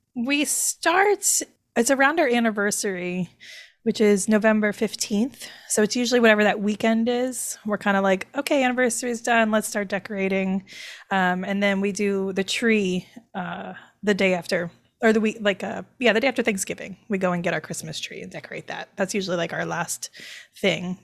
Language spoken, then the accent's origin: English; the South, United States; now in New York City, United States; I'm from the South.